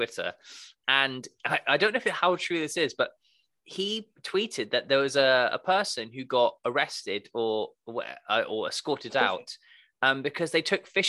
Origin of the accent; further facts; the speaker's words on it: Devon, South West England, United Kingdom; I'm from Devon